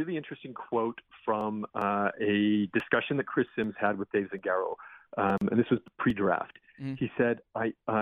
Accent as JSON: {"language": "English", "country": "Canada", "said": "I am Canadian"}